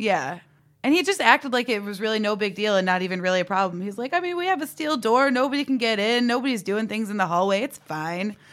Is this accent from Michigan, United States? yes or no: no; Coventry, Connecticut, United States; growing up in Coventry